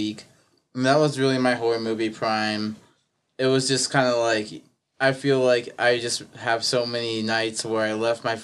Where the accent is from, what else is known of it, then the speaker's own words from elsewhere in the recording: Great Falls, Montana, United States; also born or lived in Missoula, Montana; I'm from Great Falls